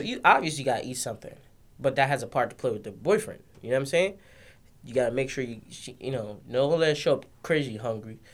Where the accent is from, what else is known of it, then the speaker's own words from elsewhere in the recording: Jamaica; I'm a Jamaican